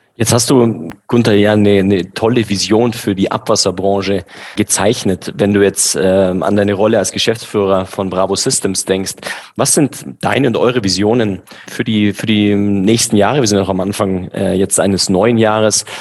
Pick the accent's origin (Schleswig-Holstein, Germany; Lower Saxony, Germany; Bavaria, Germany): Bavaria, Germany; also born or lived in Düsseldorf; als Bayer